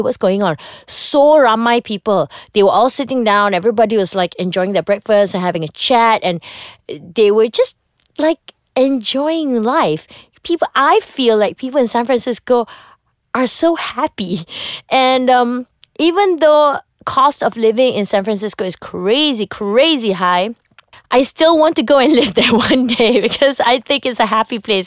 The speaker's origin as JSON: {"language": "English", "country": "Malaysia", "said": "as a Malaysian, you get to watch a lot of American shows"}